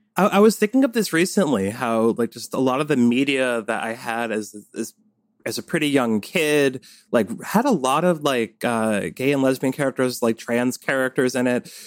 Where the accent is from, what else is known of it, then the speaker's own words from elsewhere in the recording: Cold Spring, New York, United States; I grew up in the Hudson Valley